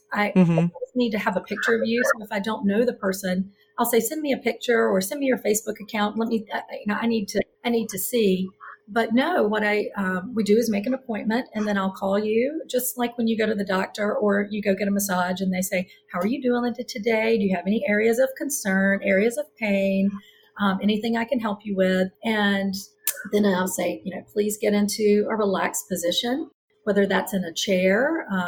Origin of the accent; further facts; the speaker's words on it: the South, United States; now in Charlotte, United States; I'm from the South